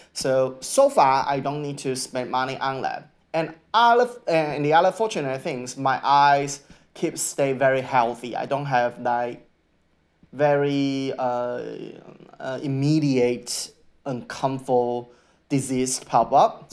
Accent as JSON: {"language": "English", "country": "Taiwan", "second_language": "English", "moved": "as an adult", "lives_now": "Australia", "said": "I'm come from Taiwan"}